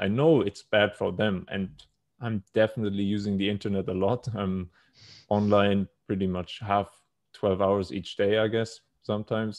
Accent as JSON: {"language": "English", "town": "Munich", "region": "Bavaria", "country": "Germany", "tie": "born or raised there", "moved": "as an adult", "lives_now": "Thailand", "said": "was born and raised in Germany."}